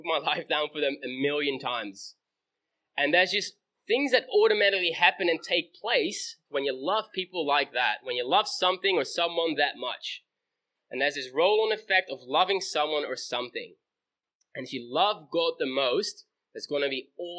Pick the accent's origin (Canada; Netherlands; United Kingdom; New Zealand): Netherlands; moved away; It's where I grew up. I grew up in Holland.